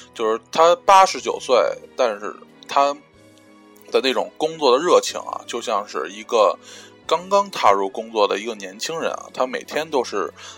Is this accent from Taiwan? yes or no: no; China; 作为一个中国人